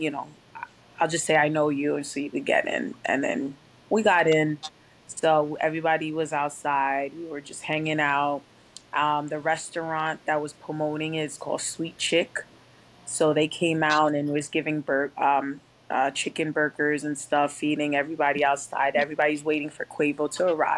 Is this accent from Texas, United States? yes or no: no; Rockland County, New York, United States; I'm from Rockland County, which is about 45 minutes away from New York City